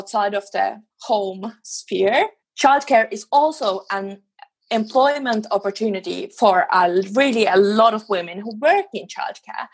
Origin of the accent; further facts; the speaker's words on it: Finland; now in Sweden; I live in Sweden, but I come from Finland